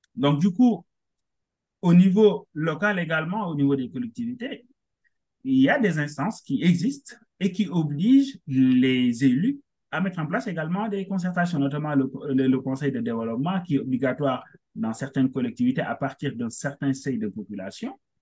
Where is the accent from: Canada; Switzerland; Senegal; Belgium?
Senegal; moved away as an adult; also born or lived in Dakar; now in France; je suis sénégalais, hein, euh, naturalisé français dernièrement. Mm-hmm. je suis arrivé en France en 2016 dans le cadre de mes études.